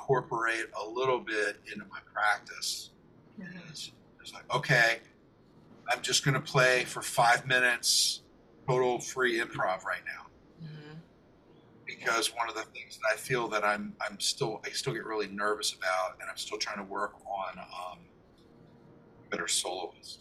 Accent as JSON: {"language": "English", "town": "Millersville", "region": "Pennsylvania", "country": "United States", "tie": "born or raised there", "also_born_or_lived": "Lancaster, Pennsylvania", "said": "I grew up in Millersville"}